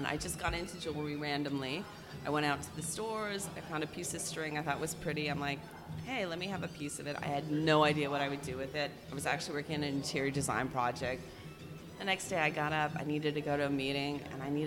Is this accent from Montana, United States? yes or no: yes; Montana, United States; now in Brooklyn, United States; I grew up in Montana, but I've been living in Brooklyn for a very long time now.